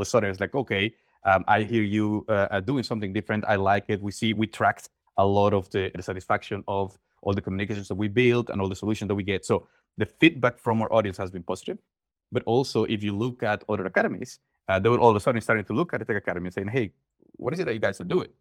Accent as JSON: {"language": "English", "town": "Mérida", "region": "Yucatán", "country": "Mexico", "tie": "born or raised there", "moved": "as an adult", "lives_now": "Netherlands", "said": "I'm originally from Mexico, born and raised in Yucatan, in Mérida"}